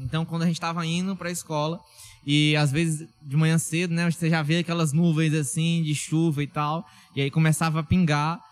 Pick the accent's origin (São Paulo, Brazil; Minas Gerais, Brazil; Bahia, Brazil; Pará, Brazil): Pará, Brazil; Tailândia; now in Parauapebas, Brazil; de Tailândia, já, que é minha cidade natal